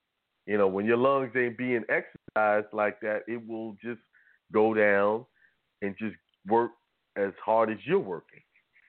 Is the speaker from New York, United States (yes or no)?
yes; New York, United States; And I grew up in New York, so I was playing basketball on asphalt and concrete, which is one of the worst things to play on, you know.